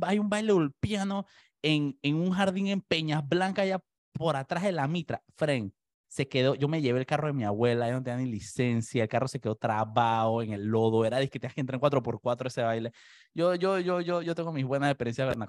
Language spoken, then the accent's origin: Spanish; La Chorrera, Panamá Oeste, Panama; Yo soy de chorrera